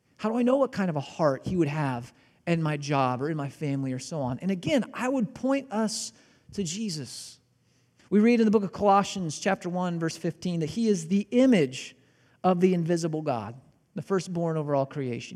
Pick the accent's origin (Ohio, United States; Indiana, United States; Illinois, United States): Illinois, United States; Southern; I'm from Southern Illinois